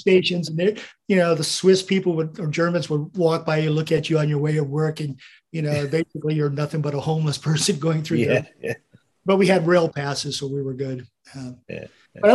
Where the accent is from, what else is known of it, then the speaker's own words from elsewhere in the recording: Staten Island, New York, United States; born there; They saw my birth records. I was born in New York, Staten Island.